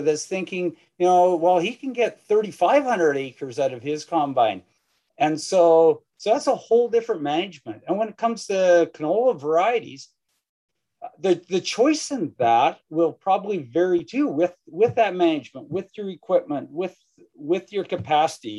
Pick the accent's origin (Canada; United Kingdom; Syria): Canada; Saskatchewan; I'm from Saskatchewan